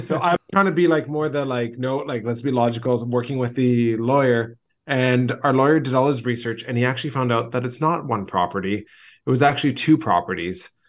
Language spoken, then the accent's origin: English; Vancouver, British Columbia, Canada; moved away as an adult; now in Greece; I grew up in Vancouver, but I'm a third generation, uh, Greek in Vancouver